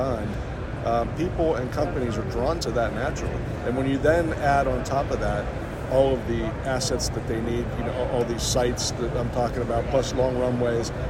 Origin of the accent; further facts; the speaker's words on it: Pittsburgh, Pennsylvania, United States; moved away as an adult; now in North Carolina, United States; I'm from Pittsburgh originally. My wife and I moved there 25 years ago